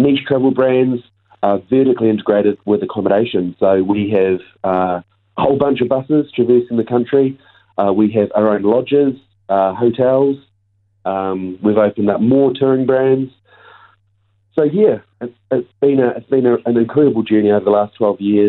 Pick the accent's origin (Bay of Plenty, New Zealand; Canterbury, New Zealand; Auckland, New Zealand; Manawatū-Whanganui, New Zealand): Canterbury, New Zealand; Christchurch; moved away as an adult; also born or lived in United Kingdom; growing up in Christchurch